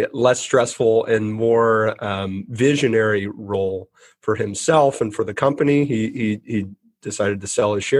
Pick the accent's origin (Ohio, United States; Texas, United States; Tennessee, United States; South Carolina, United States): Texas, United States; we're from Texas